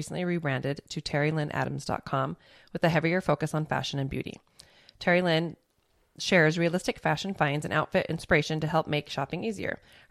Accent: Tooele, Utah, United States; I grew up in Tooele, so it was really small town too.

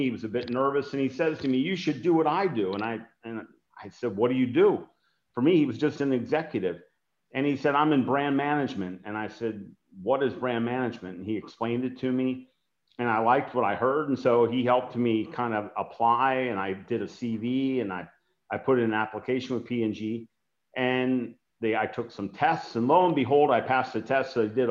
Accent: Cincinnati, Ohio, United States; I was a track and field coach to inner city kids in my hometown of Cincinnati, Ohio

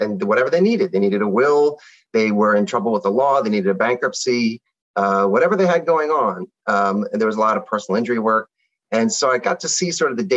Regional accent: Philadelphia, Pennsylvania, United States; this is my hometown, so I was familiar with it.

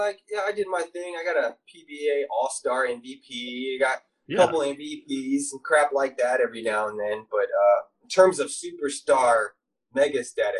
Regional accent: Philippines; I'm from the Philippines, man.

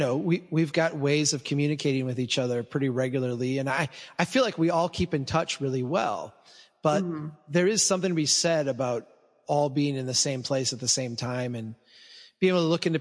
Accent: Minnesota, United States; I'm from Minnesota

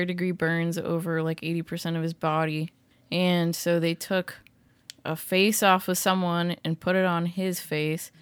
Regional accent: Massachusetts, United States; born or raised there

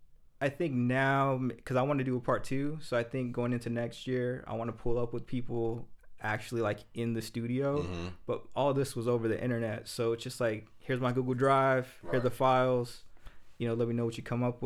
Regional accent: Maryville, United States; Yeah, I grew up in Maryville, but that wasn't me.

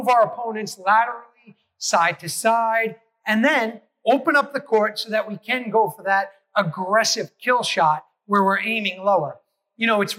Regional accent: New York City, New York, United States; I grew up in New York City

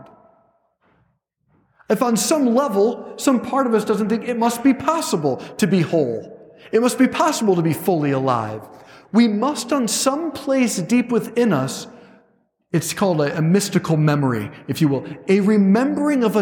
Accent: Cleveland, Ohio, United States; I'm a guy from Cleveland

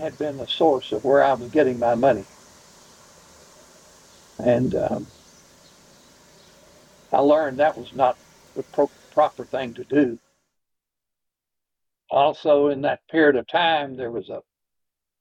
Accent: Jackson, Tennessee, United States; also born or lived in Humboldt, Tennessee; we moved then that year from Jackson to Humboldt. I had been in the seventh grade.

